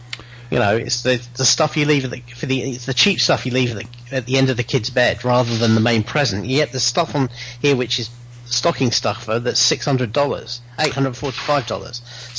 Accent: England, United Kingdom; As an Englishman talking to an American

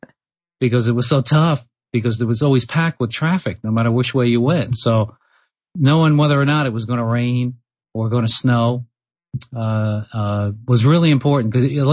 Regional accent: Long Island, New York, United States; also born or lived in California; now in Peterborough, New Hampshire, United States; So I grew up on Long Island, and so I'm originally from New York.

